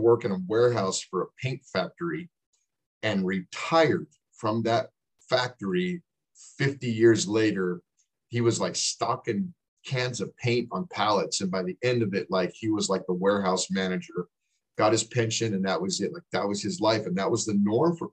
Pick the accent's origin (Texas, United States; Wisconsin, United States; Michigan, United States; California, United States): Texas, United States; El Paso; now in North Dakota, United States; we grew up in El Paso, Texas together